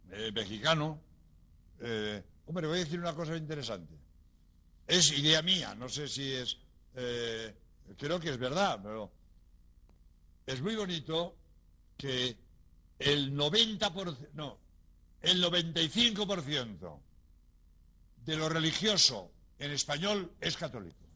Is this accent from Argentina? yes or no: no; Spain; hombre, soy español, yo me pongo así de ancho.